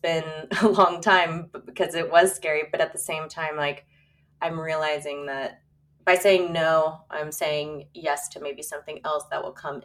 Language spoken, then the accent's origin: English; San Diego, California, United States; I was born and raised in La Jolla. I'm third generation